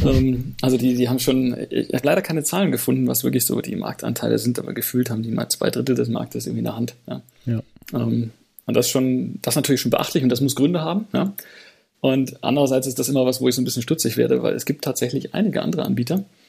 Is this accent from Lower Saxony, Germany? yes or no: no; Radolfzell, Baden-Württemberg, Germany; aus meiner Heimatstadt Radolfzell am Bodensee